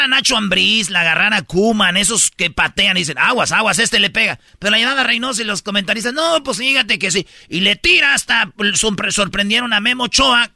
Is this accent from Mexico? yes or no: yes; Mexico; Yo soy mexicano